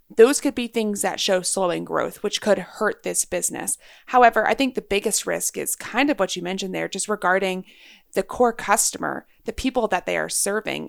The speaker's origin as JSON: {"language": "English", "region": "Texas", "country": "United States", "tie": "born or raised there", "said": "I'm a Texan. I grew up in Texas."}